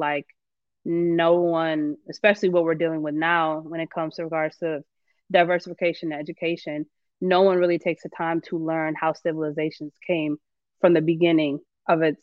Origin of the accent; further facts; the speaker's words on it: Racine, Wisconsin, United States; moved away as an adult; also born or lived in Milwaukee, Wisconsin / Atlanta, Georgia; I grew up in Racine